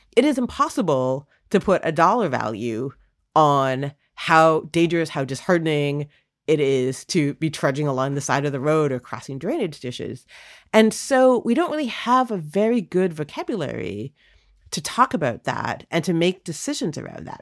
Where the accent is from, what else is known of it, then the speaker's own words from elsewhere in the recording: Toronto, Ontario, Canada; also born or lived in India; now in United States; I was born in Toronto